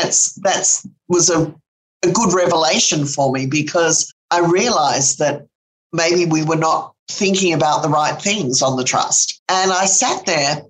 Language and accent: English; London, United Kingdom; also born or lived in Sydney, Australia; when I was about 5 years of age. We moved from Sydney to London. So I grew up going to the great London museums